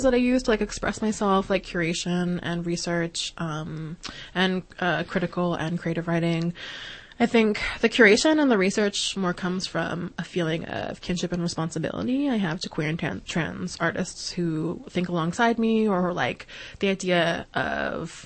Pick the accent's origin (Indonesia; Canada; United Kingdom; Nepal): Canada; Regina, Saskatchewan; moved away; also born or lived in Montreal; when I was growing up in Regina and what led me to move to Montreal